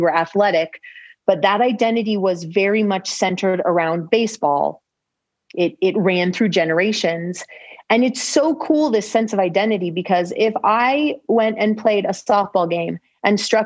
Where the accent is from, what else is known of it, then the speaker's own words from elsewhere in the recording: California, United States; growing up in California